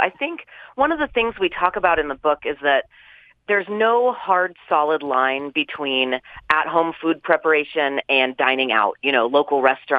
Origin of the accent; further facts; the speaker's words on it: California, United States; now in Utah, United States; I am as proud of being a Californian as I am of now being a Utahn, but I say with the, you know, full embracing of both those identities